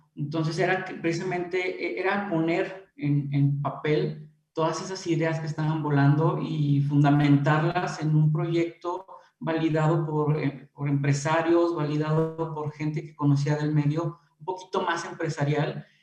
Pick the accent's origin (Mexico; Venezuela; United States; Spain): Mexico; Irapuato, Guanajuato; yo soy originario aquí de Irapuato